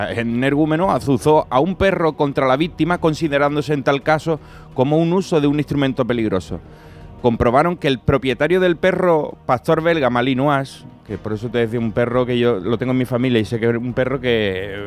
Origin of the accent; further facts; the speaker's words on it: province of Cádiz, Andalusia, Spain; zona cercana a mi tierra, la línea, bueno, en Cádiz, de la provincia